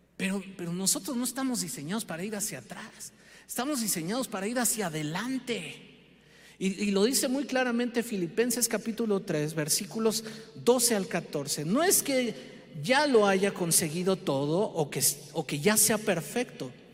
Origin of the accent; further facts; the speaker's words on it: Mexico; Como mexicanos